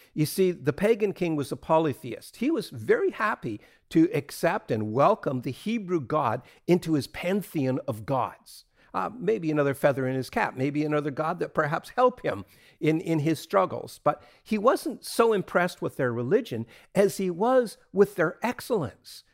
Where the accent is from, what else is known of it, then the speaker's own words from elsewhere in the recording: Atlantic Canada, Canada; when I was a kid growing up in Atlantic Canada